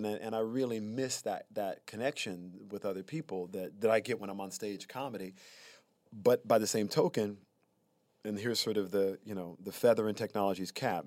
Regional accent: Prichard, Alabama, United States; moved away; also born or lived in Mobile, Alabama; I'm from Pritchard, Alabama

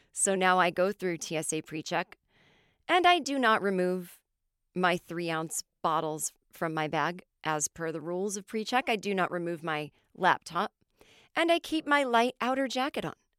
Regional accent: Los Angeles, California, United States; accent: American; also born or lived in New York; my hometown of L

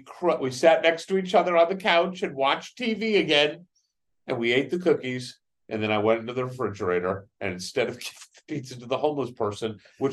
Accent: St. Louis, Missouri, United States; I'm from St. Louis.

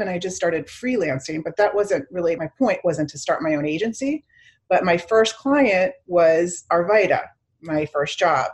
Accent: Miami, Florida, United States; also born or lived in Chicago, Illinois; I grew up mainly in Miami. So, my family, um, my mom was a single mom, and I had a had a sister, and so we moved to Miami when I was in junior high

